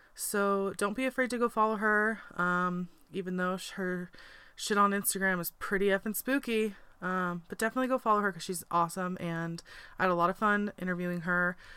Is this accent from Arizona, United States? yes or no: no; Spokane, Washington, United States; I grew up in Spokane